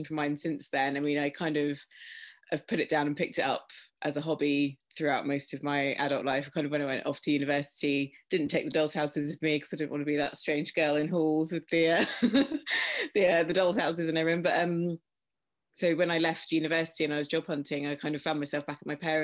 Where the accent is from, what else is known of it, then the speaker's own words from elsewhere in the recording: Faversham, South East England, United Kingdom; my hometown, it's Faversham in Kent in the UK